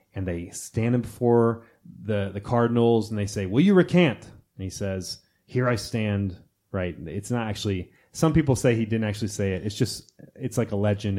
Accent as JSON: {"language": "English", "country": "United States", "said": "I'm American"}